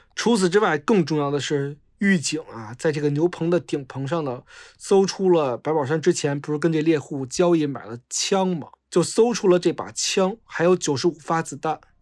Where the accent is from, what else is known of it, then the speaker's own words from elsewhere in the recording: Beijing, China; 我老家是大兴的，然后我，我，我是山五的城四区的嘛